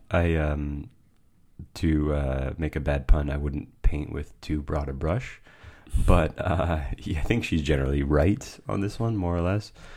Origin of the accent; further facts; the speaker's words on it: United States; I am American